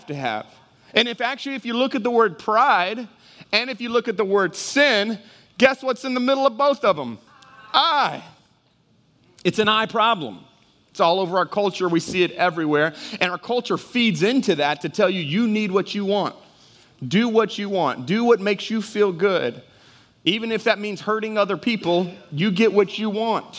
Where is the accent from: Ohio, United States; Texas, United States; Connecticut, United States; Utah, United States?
Texas, United States; also born or lived in Houston, Texas / Dallas, Texas; now in Jennings, United States; I grew up in Texas. City of Houston, grew up in Dallas, and then I came to Louisiana